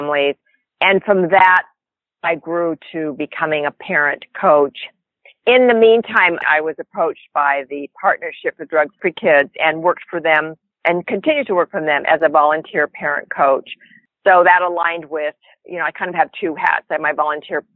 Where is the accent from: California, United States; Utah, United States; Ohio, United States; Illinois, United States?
California, United States; Northern; I am from Northern California. Been a California girl most of my life, since actually a very young age